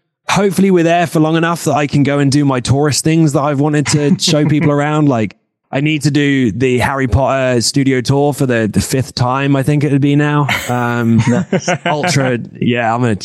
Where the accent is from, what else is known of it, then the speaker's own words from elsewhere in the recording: United Kingdom; moved away; as a British lad growing up